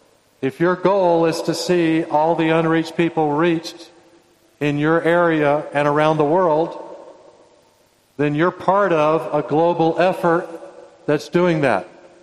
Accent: Indonesia; born there; I was born in Indonesia. This is an Indonesian shirt. And my two sons were born in Indonesia.

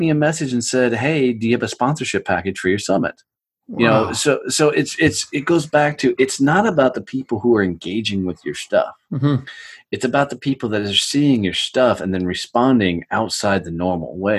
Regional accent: United States; I'm American

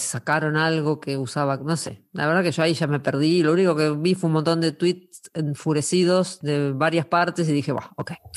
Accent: Argentina; soy argentina

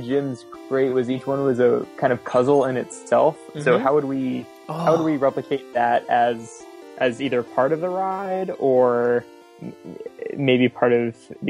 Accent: South Florida, United States; I grew up in South Florida

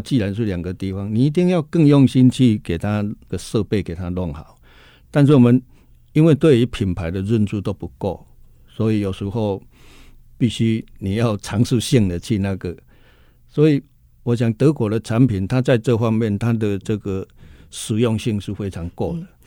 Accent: Budai, Chiayi County, Taiwan; moved away; also born or lived in Kaohsiung; 我是出生在嘉义的这个西南边角的地方哈，在嘉义的布袋哈，那那个地方呢，真的是环境呢是，坦白说呢是非常，非常边陲的地带哈

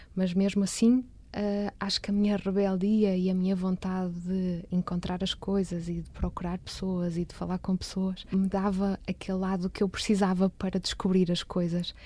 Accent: Matosinhos, Norte, Portugal; also born or lived in Porto; eu nasci no Porto, portanto eu sou completamente uh, cidade

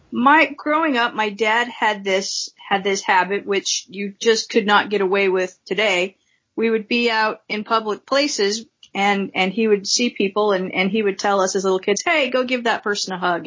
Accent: Farmington, Utah, United States; I grew up mostly in Farmington, Utah

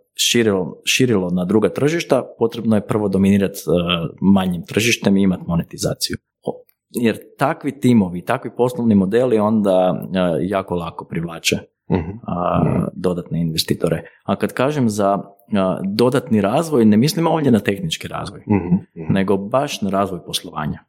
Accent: Croatia; kod nas u Hrvatskoj

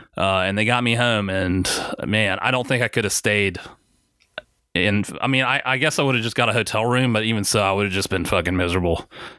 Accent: Orlando, Florida, United States; So he shouted me out that from what? Orlando.

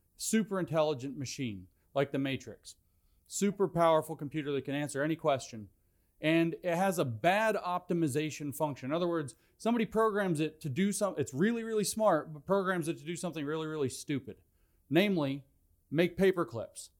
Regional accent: Tennessee, United States; I'm from Tennessee

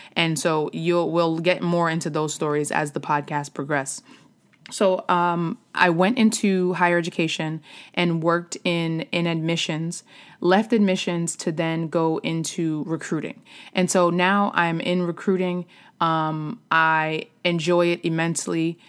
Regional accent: New York, United States; moved away as an adult; also born or lived in Philadelphia area, Pennsylvania; now in Philadelphia, United States; I am from New York originally, but I have been living outside of Philadelphia for the past, um, nine years

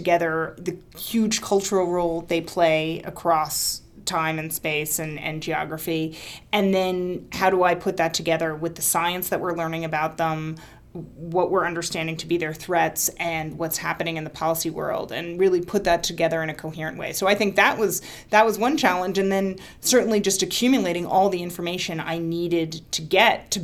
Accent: Washington, District of Columbia, United States; I grew up in Washington, D.C.

